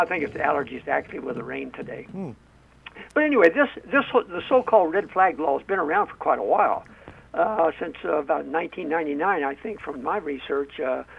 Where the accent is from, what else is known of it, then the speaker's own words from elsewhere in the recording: Illinois, United States; moved away; Now, I'm from Illinois originally